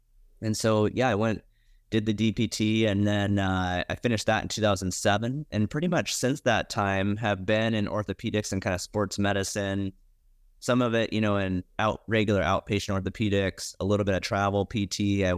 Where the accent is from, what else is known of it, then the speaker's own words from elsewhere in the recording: Montana, United States; Yeah, I grew up in Montana.